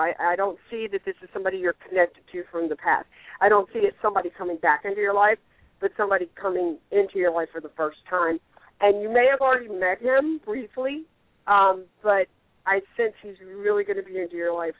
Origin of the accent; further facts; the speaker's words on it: the Bible Belt, United States; I mean, I grew up in the Bible Belt. I grew up a Christian.